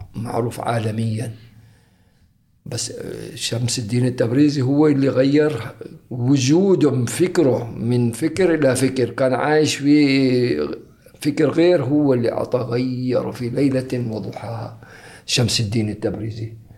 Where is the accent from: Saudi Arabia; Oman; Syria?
Oman; Muttrah, Muscat; also born or lived in Zanzibar / Moscow / Dubai; من أنا صغير لأن متعودين على حياة المطرح